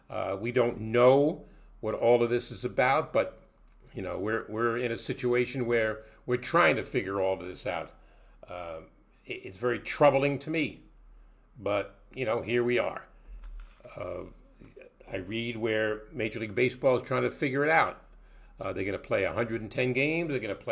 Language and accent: English; New York City, New York, United States; my hometown of Brooklyn, New York